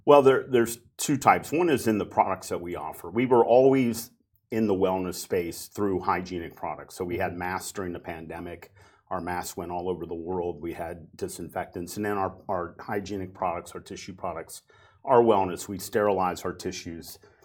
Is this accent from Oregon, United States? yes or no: no; Cincinnati, Ohio, United States; a company in my hometown, Cincinnati, Ohio, called Procter and Gamble.